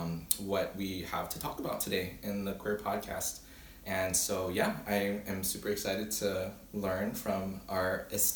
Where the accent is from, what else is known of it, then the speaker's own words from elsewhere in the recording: Oahu, Hawaii, United States; first language Hawaiian; English is a second language; I am 25 years old, born and raised in Oahu, Hawaii, the Hawaiian Islands